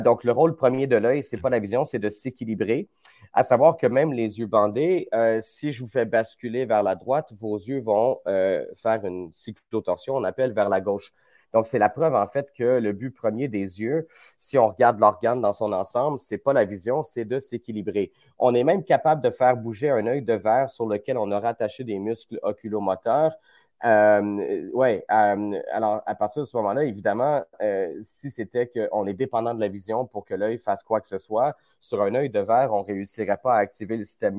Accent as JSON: {"language": "French", "region": "Quebec", "country": "Canada", "said": "par chez nous au Québec"}